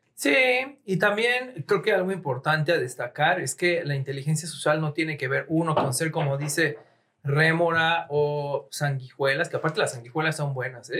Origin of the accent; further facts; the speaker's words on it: Mexico; somos sensibles como mexicanos